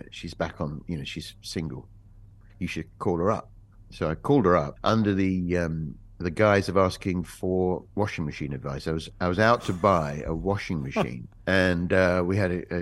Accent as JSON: {"language": "English", "region": "England", "country": "United Kingdom"}